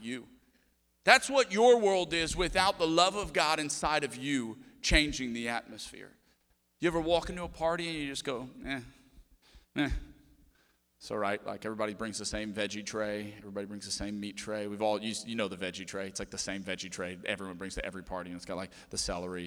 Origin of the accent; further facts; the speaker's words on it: Cajun, Louisiana, United States; We're Cajun.